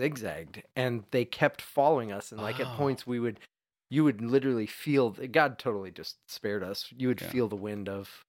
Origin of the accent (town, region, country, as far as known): Oregon, United States; born or raised there